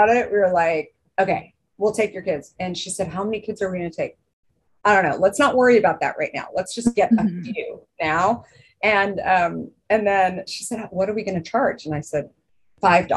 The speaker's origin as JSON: {"language": "English", "region": "Arizona", "country": "United States", "tie": "born or raised there", "also_born_or_lived": "New York", "moved": "yes", "lives_now": "Northern California, United States", "said": "growing up in Arizona, it's very much an indoor outdoor life."}